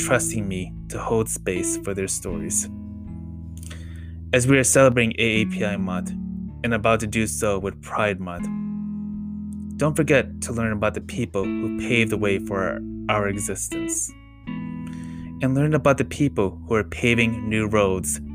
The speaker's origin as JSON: {"language": "English", "country": "United States", "said": "As a queer Viet Khmer American, I thought about how my own early struggles with my queer identity made me feel further isolated from my parents' communities. And as an American, I was always perceived as a foreigner"}